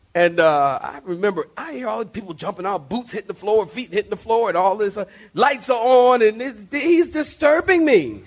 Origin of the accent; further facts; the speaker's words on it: Philadelphia, Pennsylvania, United States; I'm from Philly